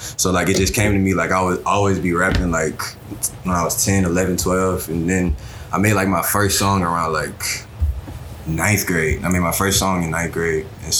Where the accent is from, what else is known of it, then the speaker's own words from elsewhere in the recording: Baton Rouge, Louisiana, United States; From down here, Baton Rouge.